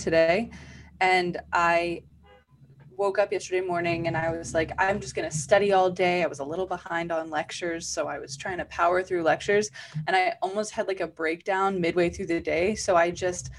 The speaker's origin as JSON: {"language": "English", "area": "north of Boston", "region": "Massachusetts", "country": "United States", "tie": "born or raised there", "moved": "as an adult", "lives_now": "San Diego, United States", "said": "I grew up just north of Boston"}